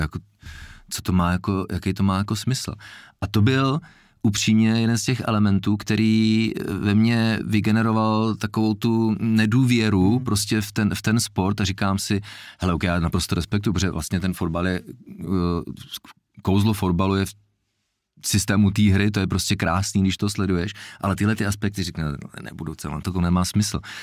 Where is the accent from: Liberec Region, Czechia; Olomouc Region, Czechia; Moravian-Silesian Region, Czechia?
Liberec Region, Czechia; Jablonec nad Nisou; já jsem se narodil v Jablonci